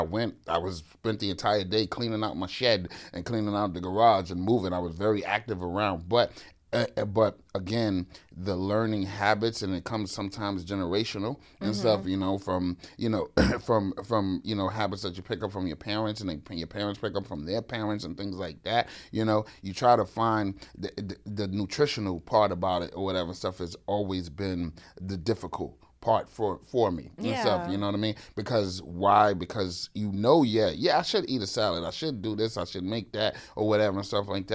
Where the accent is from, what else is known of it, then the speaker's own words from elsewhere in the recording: New York City, New York, United States; growing up in the Bronx